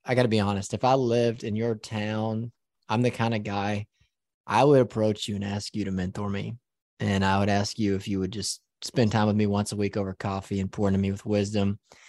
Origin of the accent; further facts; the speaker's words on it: Lamesa, Texas, United States; my hometown. I'm from a town that's 30 minutes north of Midland. It's called La Mesa. And it's a small little town.